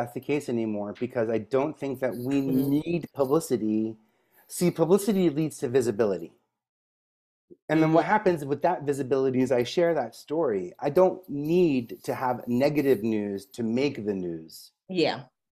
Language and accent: English; New York, United States; especially as a New Yorker